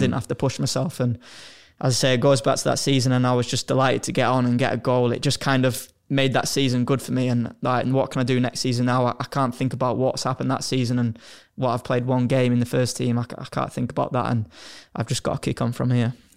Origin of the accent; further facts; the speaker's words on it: Hull, Yorkshire and the Humber, United Kingdom; moved away; I'm from Hull